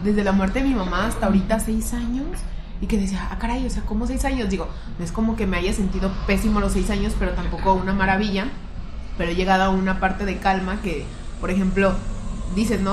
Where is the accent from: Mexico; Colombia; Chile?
Mexico; Guadalajara, Jalisco; nosotros somos tapatías